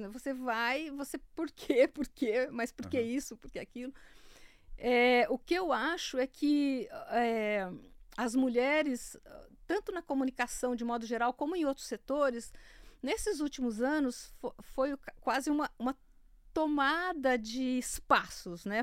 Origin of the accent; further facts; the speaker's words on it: Santa Fé do Sul, São Paulo, Brazil; moved away; Eu sou de Santa Fé do Sul, eu morava do lado de um, de um delegado agrícola